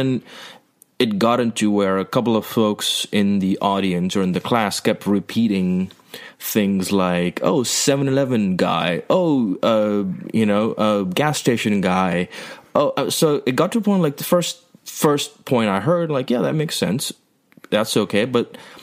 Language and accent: English; India; now in Los Angeles, United States; I grew up in India